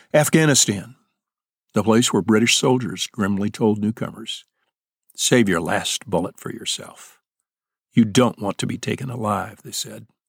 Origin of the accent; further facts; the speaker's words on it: central Illinois, United States; When you're a kid growing up in Illinois, especially central Illinois